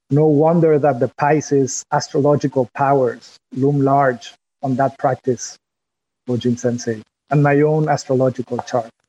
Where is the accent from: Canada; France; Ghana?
France; English is a second language; My accent when I go to, back to France or while I speak with you in English my accent as a creative expression.